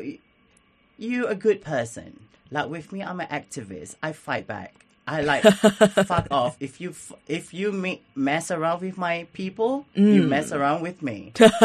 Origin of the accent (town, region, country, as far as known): Singapore; born or raised there; now in Melbourne, Australia